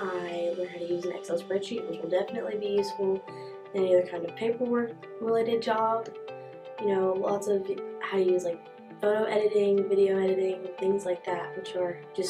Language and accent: English; Richland, Mississippi, United States; I am from Richland, Mississippi.